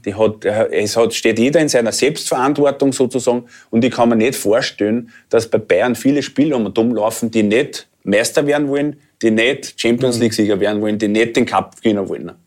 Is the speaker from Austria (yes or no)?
yes; Austria; als Österreicher